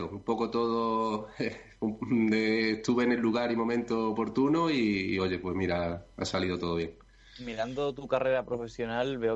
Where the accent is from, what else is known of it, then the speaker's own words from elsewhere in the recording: Spain; now in Greece; la situación no es tan grave como en otros países, bueno, ciertamente como en España, ¿no? que es de donde yo soy